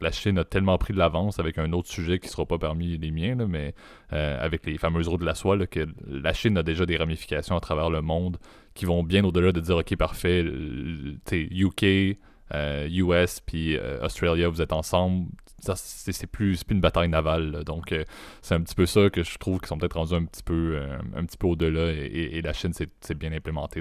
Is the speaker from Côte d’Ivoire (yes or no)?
no; Canada; en tant que bon Canadien pacifiste